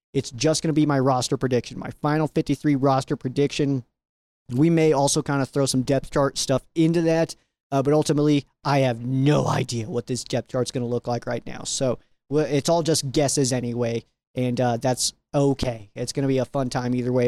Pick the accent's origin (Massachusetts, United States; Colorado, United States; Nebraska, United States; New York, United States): Colorado, United States; out here in my home state